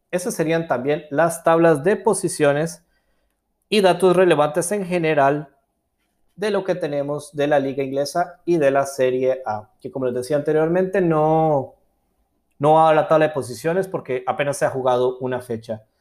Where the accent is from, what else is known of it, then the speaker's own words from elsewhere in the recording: Costa Rica; yo soy de Costa Rica